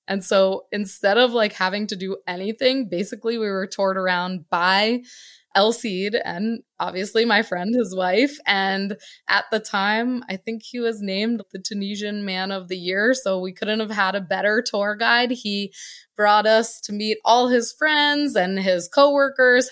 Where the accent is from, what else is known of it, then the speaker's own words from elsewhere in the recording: Connecticut, United States; moved away as an adult; also born or lived in Virginia; I'm originally from Connecticut, born, raised, my whole first eighteen years didn't live anywhere else